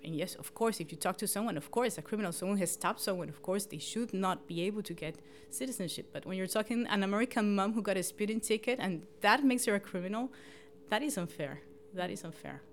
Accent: Colombia; moved away as an adult; now in Gladsaxe, Denmark; I'm forty-one, and I'm originally from Colombia

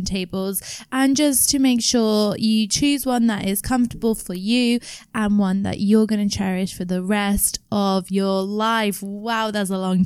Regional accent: South Africa; moved away; I'm South African

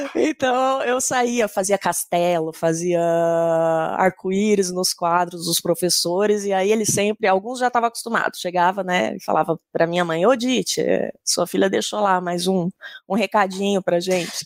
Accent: Campo Grande, Mato Grosso do Sul, Brazil; Eu sou sul-mato-grossense, sou de Campo Grande

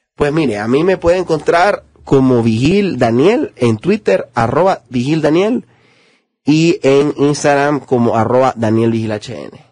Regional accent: Honduras; los hondureños tenemos mucho potencial

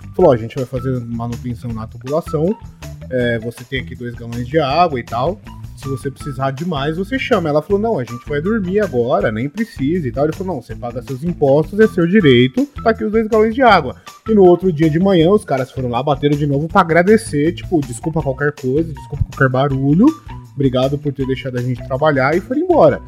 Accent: Brazil; eu tenho uma visão como brasileiro

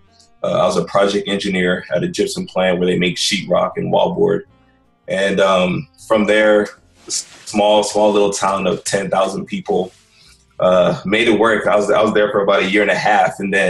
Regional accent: Houston, Texas, United States; also born or lived in San Antonio, Texas; My parents immigrated here from Nigeria back in 1981. Pretty much born and raised in Houston, Texas. I love it out here.

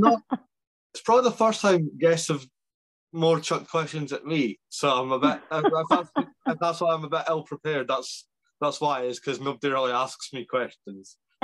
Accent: Scotland, United Kingdom; If people don't know Scotland well, I say I'm from Edinburgh. I'm not. I'm from about 45 minutes away from Edinburgh. I live right between Edinburgh and St Andrews.

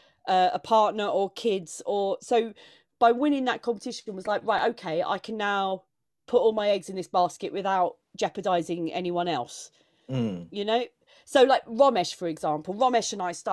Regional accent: Maidstone, South East England, United Kingdom; I grew up in Maidstone in Kent

